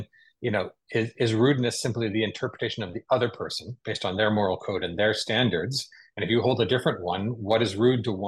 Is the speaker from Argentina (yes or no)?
no; Canada; I'm a Canadian